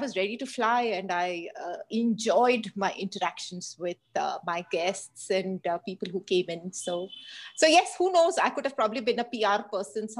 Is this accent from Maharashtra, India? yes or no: no; Hyderabad, Telangana, India; born or raised there